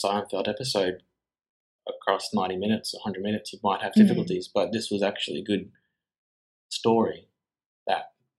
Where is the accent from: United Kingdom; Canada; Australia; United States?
Australia